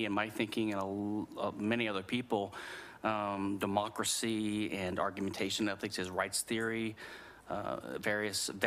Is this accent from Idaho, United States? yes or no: no; Louisiana, United States; I'm from Louisiana